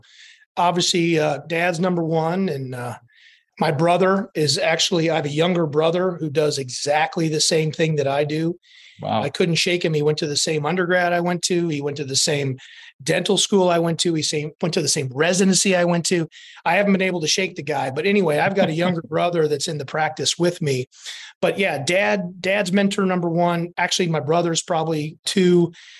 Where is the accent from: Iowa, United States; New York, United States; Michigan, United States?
Iowa, United States; moved away as an adult; also born or lived in New Orleans; I grew up in the Midwest. I'm from Iowa. I'm a Hawkeye from Iowa.